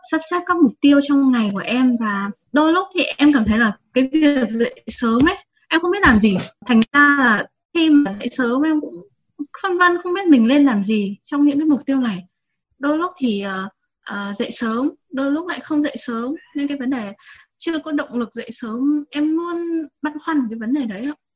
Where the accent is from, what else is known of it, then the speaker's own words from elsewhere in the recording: Hải Dương, Vietnam; hiện tại em à, đang làm công việc văn phòng kế toán ạ và em đến từ Hải Dương ạ